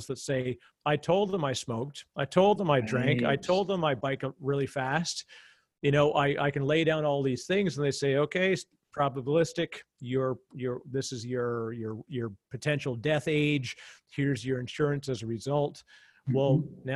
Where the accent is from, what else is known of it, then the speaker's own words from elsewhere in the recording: Canada; as a Canadian